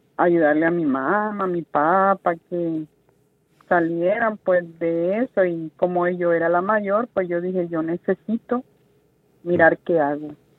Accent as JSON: {"language": "Spanish", "country": "Nicaragua", "tie": "born or raised there", "also_born_or_lived": "Miami, United States", "moved": "as an adult", "lives_now": "United States", "said": "Yo viajé Nicaragua, de mi país natal, a Guatemala en avión"}